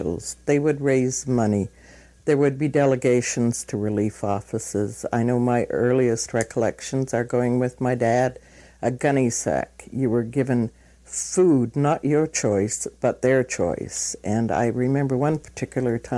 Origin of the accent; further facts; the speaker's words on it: Vancouver, British Columbia, Canada; I was born in Vancouver in 1927.